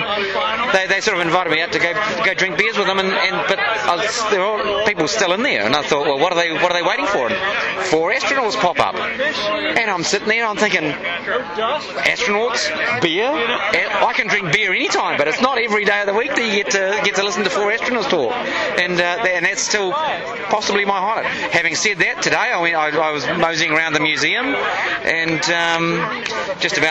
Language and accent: English; Hamilton, Waikato, New Zealand; I'm from Hamilton, New Zealand.